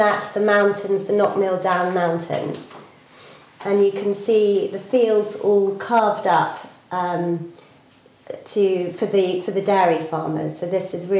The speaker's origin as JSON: {"language": "English", "region": "England", "country": "United Kingdom", "also_born_or_lived": "London", "moved": "as an adult", "lives_now": "Ireland", "said": "I'm English, and before I lived here, I lived in London for 11 years"}